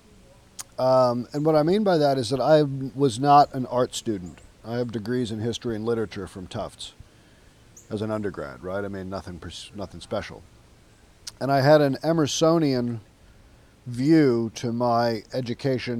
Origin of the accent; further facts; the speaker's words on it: New York City, New York, United States; moved away as an adult; now in New Orleans, United States; I was born and raised in New York City, and I knew I didn't want to live in New York.